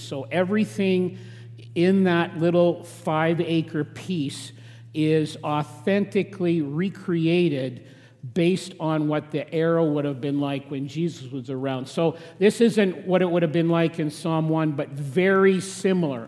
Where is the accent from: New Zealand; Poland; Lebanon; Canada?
Canada; Regina, Saskatchewan; now in southern Alberta, Canada; I grew up in Saskatchewan, in Regina, uh, in farming country, but I was a distinct city boy